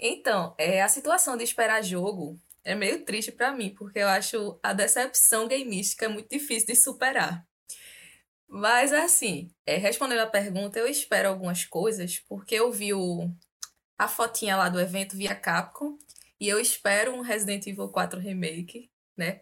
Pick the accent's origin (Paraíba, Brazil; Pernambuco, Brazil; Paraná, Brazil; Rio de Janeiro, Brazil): Pernambuco, Brazil; Recife; eu sou de Recife, é, capital de Pernambuco.